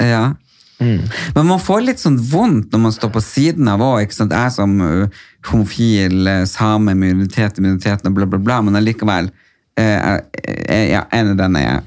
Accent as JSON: {"language": "Norwegian", "region": "Nordland", "country": "Norway", "moved": "yes", "lives_now": "Oslo, Norway"}